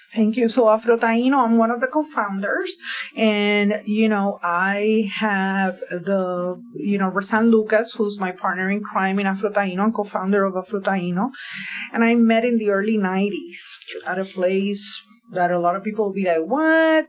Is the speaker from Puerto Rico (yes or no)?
yes; Bayamón, Puerto Rico; moved away as an adult; now in Philadelphia, United States; I grew up in Bayamón, Puerto Rico.